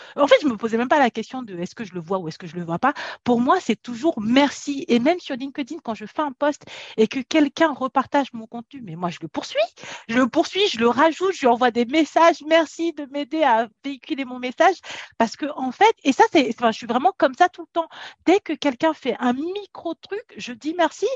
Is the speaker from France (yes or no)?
yes; France; also born or lived in Africa; moi je suis née en Afrique, en Afrique on n'était pas déjà riche et quand on est quand on est venu en France, quand j'étais petite